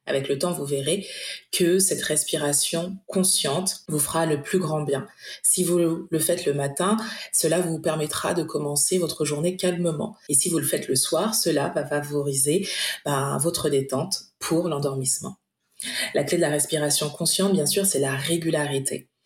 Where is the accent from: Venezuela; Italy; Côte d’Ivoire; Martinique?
Martinique; je suis martiniquaise